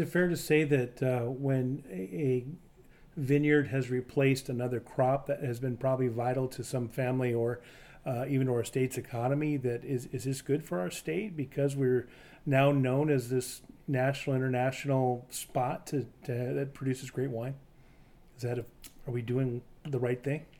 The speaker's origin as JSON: {"language": "English", "region": "Eastern Washington", "country": "United States", "tie": "born or raised there", "said": "I grew up in Eastern Washington, but I've lived on either side of the state my entire life."}